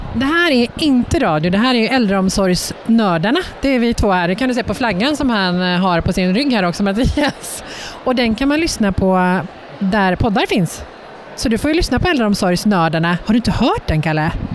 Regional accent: Brunflo, Jämtland, Sweden; Jag är från Brunflo

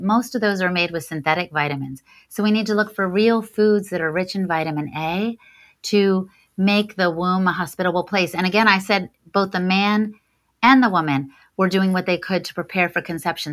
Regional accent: Washington, District of Columbia, United States; my hometown of DC

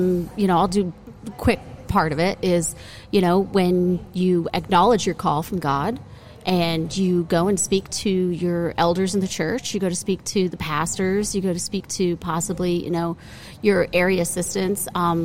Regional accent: Hazleton, Pennsylvania, United States; moved away as an adult; now in Bloomsburg, United States; I grew up in the Hazleton area, which is coal country, which is east of Bloomsburg.

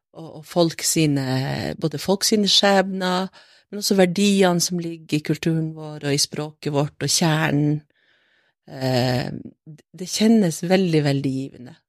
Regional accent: Brønnøysund, Nordland, Norway; moved away as an adult; also born or lived in Finnskogen, Solør; now in Kautokeino, Norway; så jeg bodde der i Solør, mm -hmm. lengst inne på Finnskogen, imot grensa, de første åtte årene. Ja. Og så eh, flytta familien min til Sør-Helgeland, til Brønnøysund

